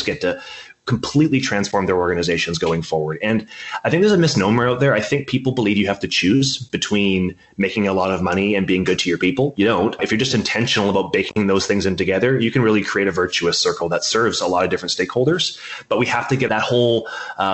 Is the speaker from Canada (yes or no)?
yes; Canada; I'm a Canadian.